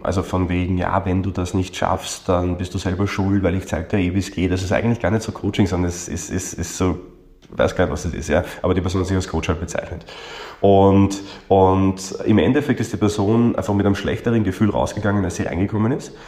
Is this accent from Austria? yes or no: yes; Austria; bei uns in Österreich